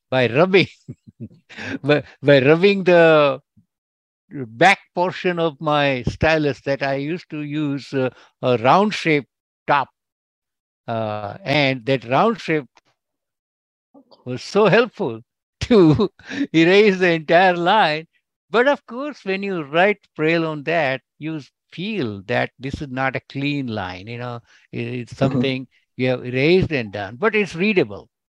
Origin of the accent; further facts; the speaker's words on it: India; now in California, United States; I'm originally from India, but I'm an American citizen. And I live in California, United States.